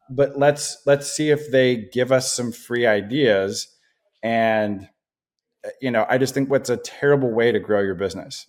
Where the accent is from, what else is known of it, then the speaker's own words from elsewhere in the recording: Portland, Oregon, United States; also born or lived in Oklahoma / Boston; I grew up here in the Portland metro area. I've been here since I was, you know, five or so years old